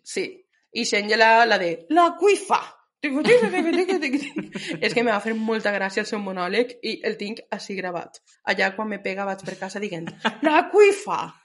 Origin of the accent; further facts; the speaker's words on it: Spain; sóc espanyola